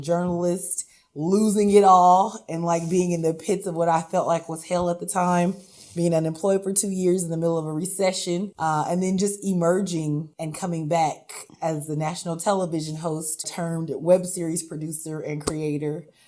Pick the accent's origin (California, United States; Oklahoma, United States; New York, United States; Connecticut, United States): California, United States; Sacramento; also born or lived in Chico; I grew up in Del Paso Heights